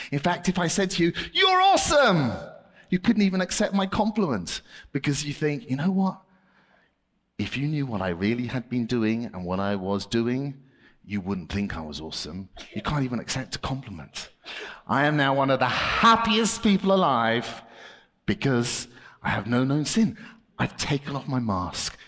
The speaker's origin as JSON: {"language": "English", "country": "United Kingdom", "said": "I'm British"}